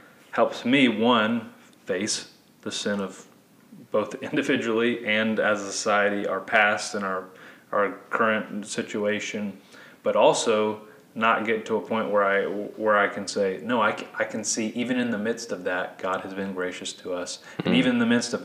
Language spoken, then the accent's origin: English; United States; we as American Christians